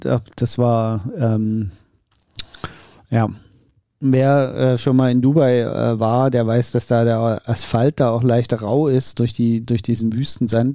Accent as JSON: {"language": "German", "region": "Saxony", "country": "Germany", "said": "als Sachse"}